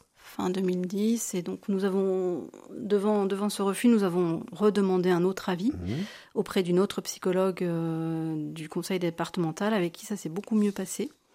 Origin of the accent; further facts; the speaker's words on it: Blois, Centre-Val de Loire, France; also born or lived in Tours; je suis née à Blois, donc en 1971. J'ai fait mes études à Sainte-Marie-de-Blois, quasiment euh, de la maternelle à la terminale